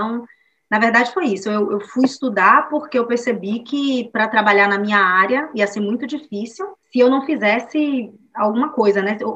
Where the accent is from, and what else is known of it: Salvador, Bahia, Brazil; born or raised there; moved away as an adult; now in Bremen, Germany